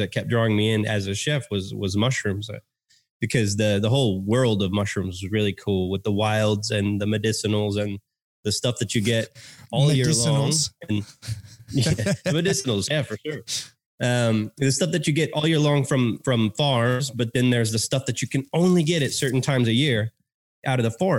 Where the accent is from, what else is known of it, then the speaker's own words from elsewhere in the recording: Texas, United States; accent: American; born and raised in Texas, grew up with that slow cooked meat